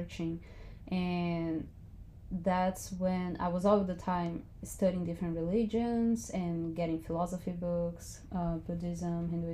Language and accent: English; Brazil; I am from Brazil and I'm 29